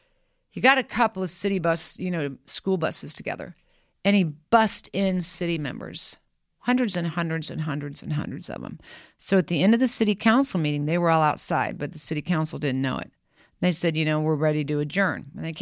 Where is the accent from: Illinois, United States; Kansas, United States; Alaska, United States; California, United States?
Kansas, United States; But I can't help myself. I'm from Kansas.